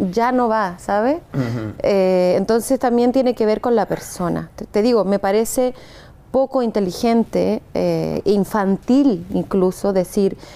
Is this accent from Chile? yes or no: yes; Chile; accent: Chilean; also born or lived in Mexico; Yo siento que tengo el acento, pero tengo las ah, chileno, pero tengo las palabras como mexicanas.